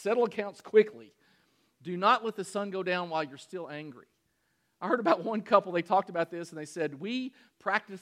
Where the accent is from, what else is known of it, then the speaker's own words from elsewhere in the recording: Danville, Kentucky, United States; In Danville, Kentucky, my hometown